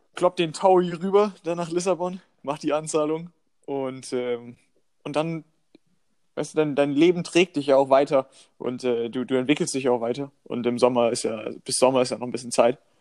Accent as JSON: {"language": "German", "region": "Northern Germany", "country": "Germany", "said": "bei uns in Norddeutschland"}